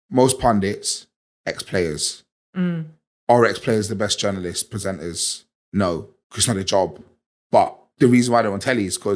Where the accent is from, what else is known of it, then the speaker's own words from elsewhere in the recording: Liverpool, North West England, United Kingdom; Please leave your little black people gang stuff in London. We're from Liverpool.